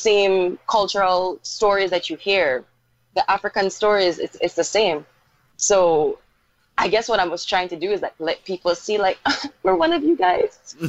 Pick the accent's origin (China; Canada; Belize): Belize; accent: Creole; also born or lived in Jamaica; So let me be a part of the movement and encourage other Belizeans at home and abroad to do the same.